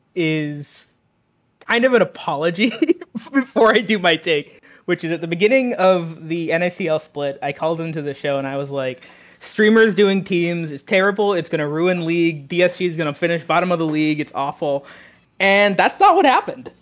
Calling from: Washington, District of Columbia, United States; I'm calling from Washington, D C

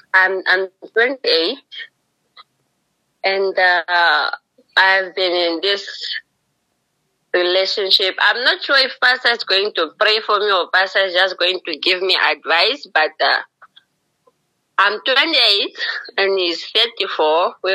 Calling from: Tsumeb, Oshikoto Region, Namibia; I'm in Tumeb.

